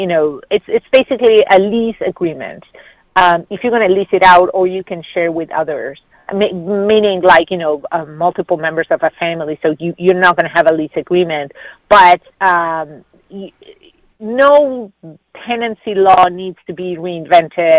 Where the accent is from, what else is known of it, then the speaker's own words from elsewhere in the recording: Argentina; moved away as an adult; now in United States; where I grew up in Argentina, every neighborhood had a corner store